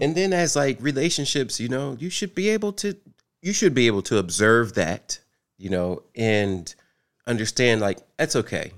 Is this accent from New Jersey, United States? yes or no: yes; New Jersey, United States; moved away as an adult; now in Atlanta, United States; I am from New Jersey, and I moved. I've been in Atlanta since 2016